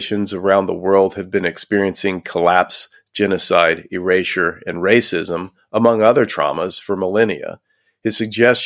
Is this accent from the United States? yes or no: yes; Houston, Texas, United States; Growing up in Houston, Texas